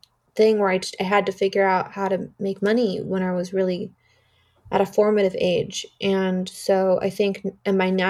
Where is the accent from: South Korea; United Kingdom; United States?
United States; Artesia, California; growing up in Artesia and having nothing